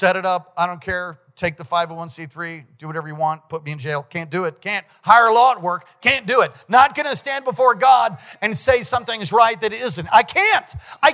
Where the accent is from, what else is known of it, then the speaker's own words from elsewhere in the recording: United States; as an American